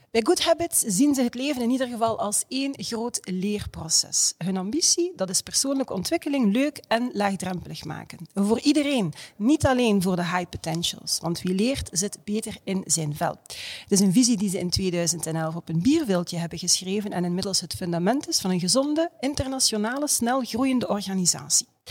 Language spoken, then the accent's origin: Dutch; Ghent, Flanders, Belgium; ik als Gentse